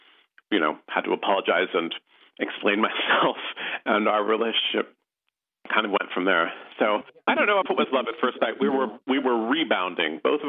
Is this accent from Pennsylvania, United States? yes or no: no; San Francisco, California, United States; moved away as an adult; also born or lived in Middletown, Connecticut; I was not really aware growing up in San Francisco of what a unique place San Francisco was.